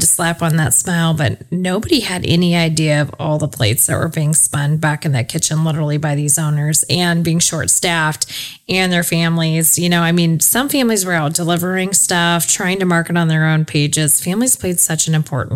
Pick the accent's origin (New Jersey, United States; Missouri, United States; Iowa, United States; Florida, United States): Iowa, United States; Ankeny; I grew up in Ankeny, but we never really had a town center